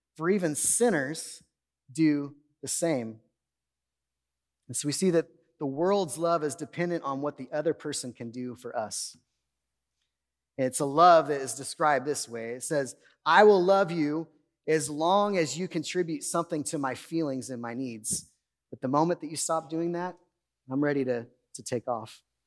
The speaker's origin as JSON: {"language": "English", "town": "Bakersfield", "region": "California", "country": "United States", "tie": "born or raised there", "said": "I grew up in Bakersfield. I grew up in Oildale."}